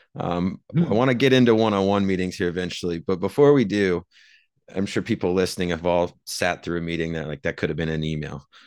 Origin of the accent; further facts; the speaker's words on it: Iowa, United States; I grew up in Iowa